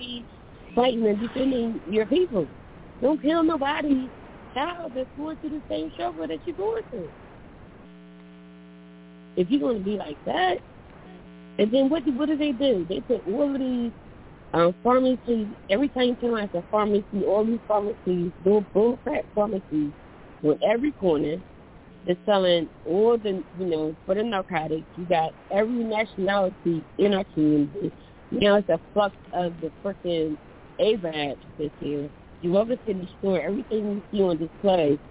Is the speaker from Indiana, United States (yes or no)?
no; South Carolina, United States; now in Philadelphia, United States; I live in Philly, but I'm from the South. I was born and raised in South Carolina